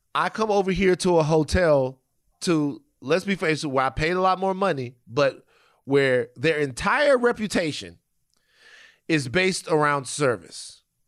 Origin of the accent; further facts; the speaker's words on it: Louisiana, United States; I'm from Louisiana